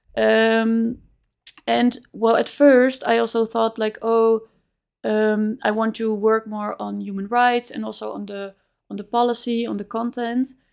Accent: Amsterdam, North Holland, Netherlands; moved away as an adult; also born or lived in Spain / Chile; now in Utrecht, Netherlands; I grew up in Amsterdam

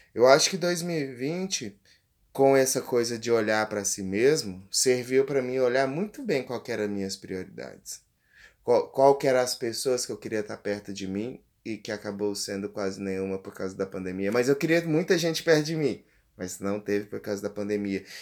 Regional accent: interior of Goiás, Brazil; eu que sou do interior de aqui do Goiás, a quase 500 a 500 quilômetros de Goiânia

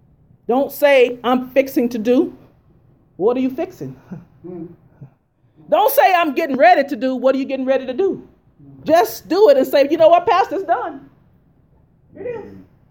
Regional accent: Missouri, United States; I'm from Missouri. Show me.

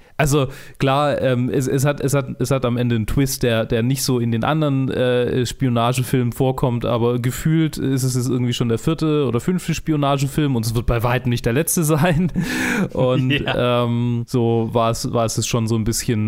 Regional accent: Germany; als Deutsche

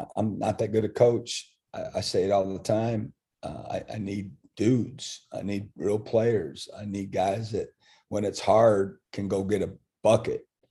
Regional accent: Iowa, United States; also born or lived in Kansas; now in Starkville, United States; I'm from Iowa

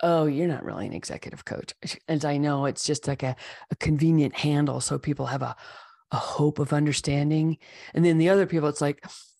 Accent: California, United States; I grew up in the East Bay Area back when it was a lot of open hills covered with grass and foxtails and poison oak.

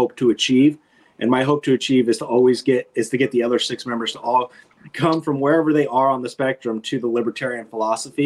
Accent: California, United States; now in Covington, United States; I'm from California originally

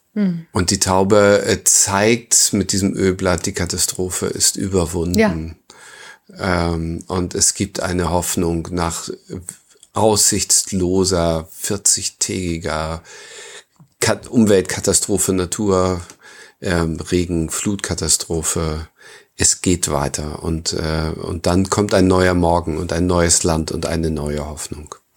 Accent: Northern Germany, Germany; bei uns im Norden

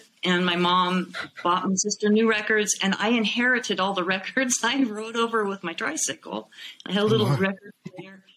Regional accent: Fullerton, California, United States; I grew up in Fullerton, California

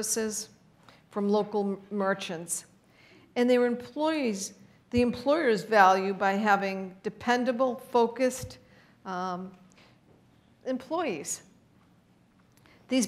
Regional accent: Boston, Massachusetts, United States; I grew up in South Boston, Massachusetts

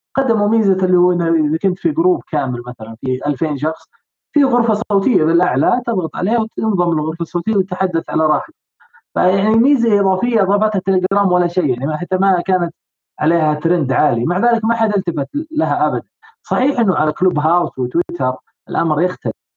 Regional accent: Saudi Arabia; عندنا بالسعوديه هنا

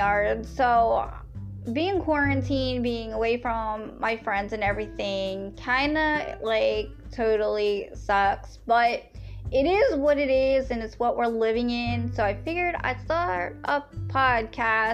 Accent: Lancaster, Pennsylvania, United States; I am definitely from Pennsylvania. Yes, where the Amish is, out there in the Lancaster

